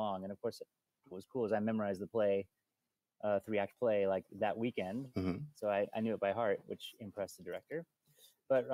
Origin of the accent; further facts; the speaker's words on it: Bellingham, Washington, United States; also born or lived in Seattle; we came from Bellingham. We didn't grow up in Seattle